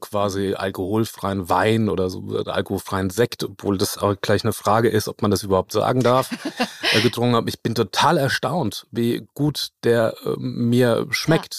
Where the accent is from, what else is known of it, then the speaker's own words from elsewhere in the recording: Lower Franconia, Bavaria, Germany; ich komme aus, aus Unterfranken